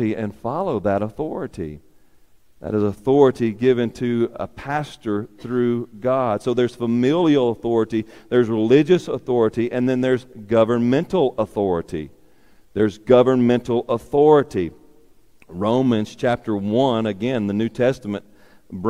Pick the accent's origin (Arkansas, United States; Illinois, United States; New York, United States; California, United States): Arkansas, United States; Warren; from Warren, Arkansas